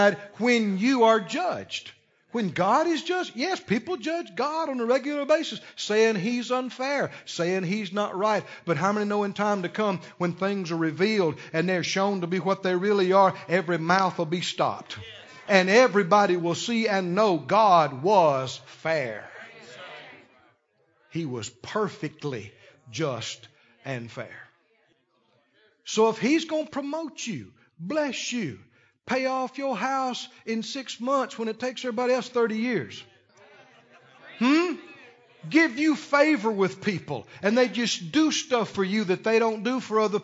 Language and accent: English; Mississippi, United States; we're from the South, just next door, Mississippi